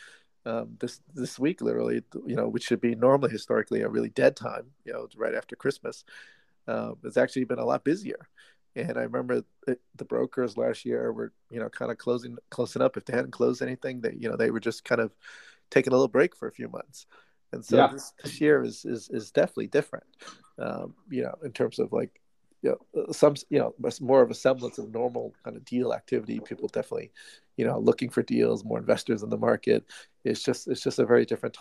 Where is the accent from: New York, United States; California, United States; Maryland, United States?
California, United States; Manhattan Beach; my hometown, Manhattan Beach